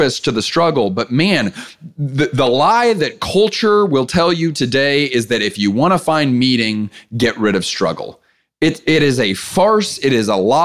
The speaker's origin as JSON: {"language": "English", "town": "Clear Lake", "region": "Texas", "country": "United States", "tie": "born or raised there", "said": "I grew up in Clear Lake, Texas"}